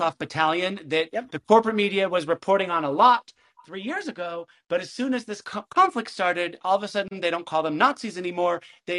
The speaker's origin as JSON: {"language": "English", "country": "United States", "tie": "born or raised there", "said": "we grew up in America and we grew up with the Star Spangled Banner"}